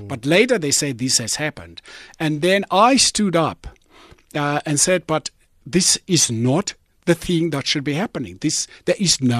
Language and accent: English; South Africa; I'm from South Africa. I've just arrived